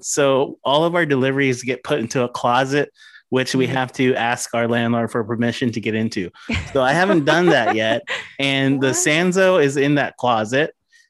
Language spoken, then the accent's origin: English; West Coast, United States; now in New York, United States; I'm from the West Coast originally as well and trying to get back as soon as possible also.